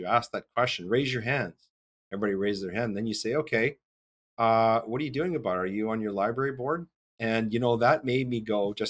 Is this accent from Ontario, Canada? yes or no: no; Cold Lake, Alberta, Canada; my hometown of Cold Lake.